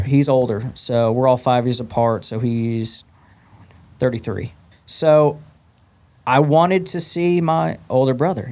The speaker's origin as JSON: {"language": "English", "town": "Omaha", "region": "Nebraska", "country": "United States", "tie": "born or raised there", "moved": "yes", "lives_now": "Nashville, United States", "said": "born and raised in Omaha, Nebraska"}